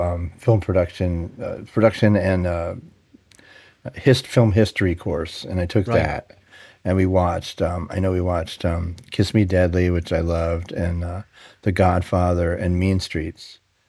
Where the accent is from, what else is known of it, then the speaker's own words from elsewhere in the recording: New York City, New York, United States; moved away as an adult; now in Los Angeles, United States; I grew up in New York City in the 60s and 70s